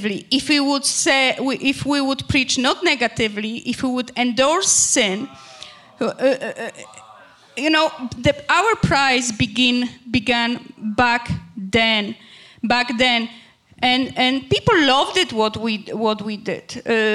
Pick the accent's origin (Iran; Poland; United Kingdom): Poland; English is a second language; moved away as an adult; also born or lived in Greece; now in Canada; we emigrated from Poland to Canada through Greece for better future